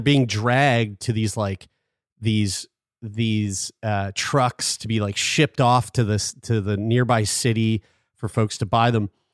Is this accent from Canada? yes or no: yes; Halifax, Nova Scotia, Canada; born or raised there